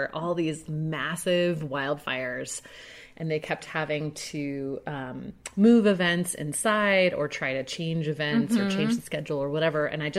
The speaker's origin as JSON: {"language": "English", "region": "Southern California", "country": "United States", "tie": "born or raised there", "said": "I remember growing up in California"}